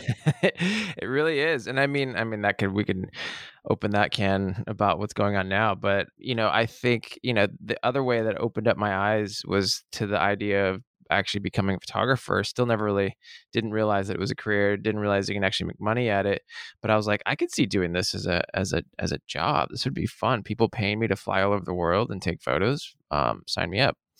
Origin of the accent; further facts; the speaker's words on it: Seattle, Washington, United States; I was born in Seattle, born and raised on the playground in the rain